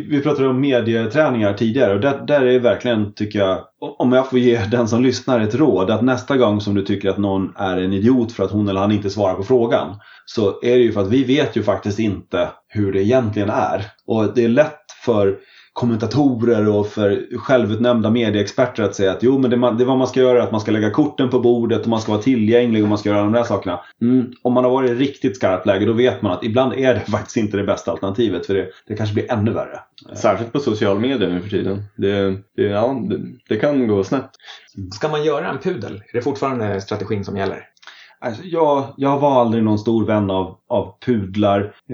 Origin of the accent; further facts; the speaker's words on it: Smedjebacken, Dalarna County, Sweden; Oj, det är då hemma i Dalarna i Smedjebacken.